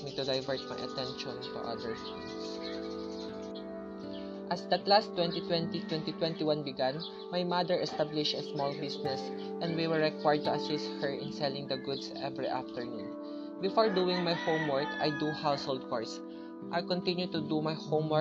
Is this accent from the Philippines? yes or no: yes; La Suerte, Isabela, Philippines; I'm from La Suerte, Isabela